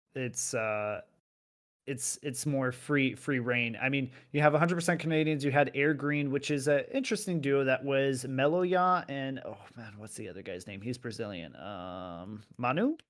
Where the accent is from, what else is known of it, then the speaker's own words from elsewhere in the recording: United States; now in Europe; I'm physically in Europe, but I'm still an American